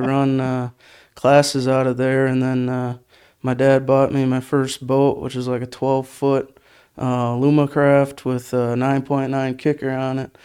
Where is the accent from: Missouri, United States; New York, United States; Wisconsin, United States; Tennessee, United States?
Wisconsin, United States; Menasha; I grew up in Menasha